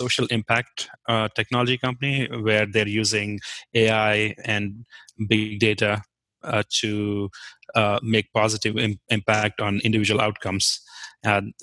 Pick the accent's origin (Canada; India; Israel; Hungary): India; Jammu and Kashmir; first language Kashmiri; English is a second language; moved away as an adult; also born or lived in Kent State, Ohio, United States; now in Hudson, United States; I'm from Kashmir